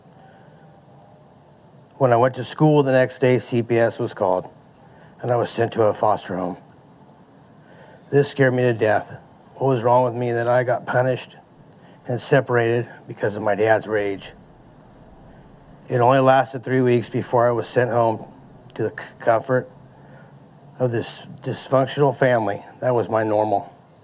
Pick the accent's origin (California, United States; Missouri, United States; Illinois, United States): California, United States; Modesto; I was born in 1970 in Modesto, the oldest child of a family of six children